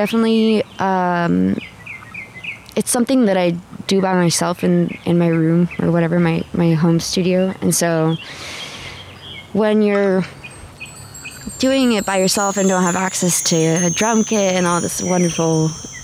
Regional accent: San Diego, California, United States; I grew up in San Diego

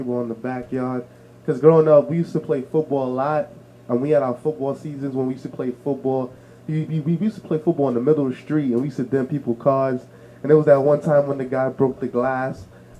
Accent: New York City, New York, United States; growing up in Canarsie, I moved into Canarsie when I was 10 years old

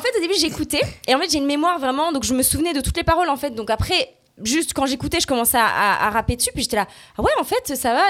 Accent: Saint-Rémy-de-Provence, Provence-Alpes-Côte d'Azur, France; also born or lived in Belgium; j'ai euh, grandi dans le sud de la France. Euh, Saint-Rémy-de-Provence

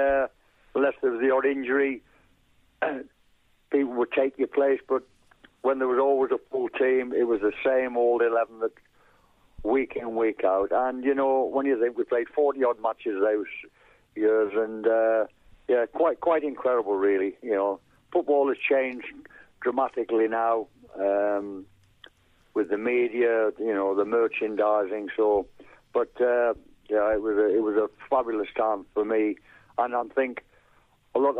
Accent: North East England, United Kingdom; moved away; also born or lived in Burnley / London; my North East lad originally

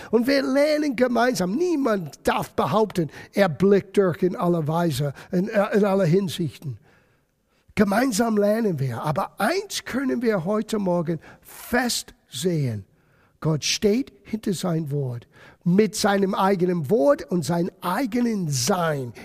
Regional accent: United States; German is a second language; moved away; also born or lived in Germany; bei uns in Amerika

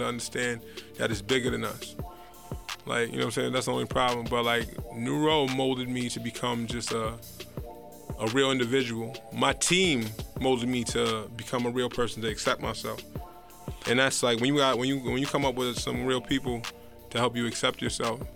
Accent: New Rochelle, New York, United States; I'm from New Rochelle, New York

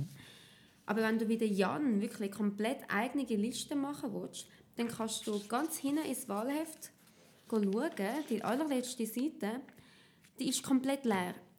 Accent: Zurich, Switzerland; ich bin aus dem Kanton Zürich

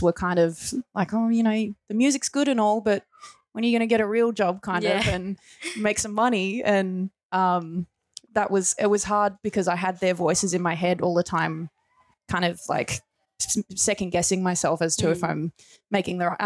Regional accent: Gippsland, Victoria, Australia; I grew up in Gippsland

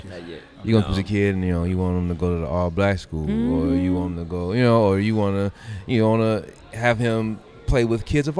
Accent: Gary, Indiana, United States; I grew up in Gary.

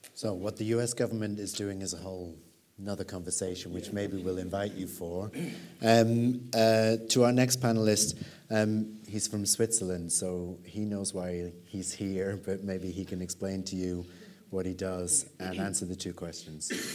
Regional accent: United Kingdom; a British person

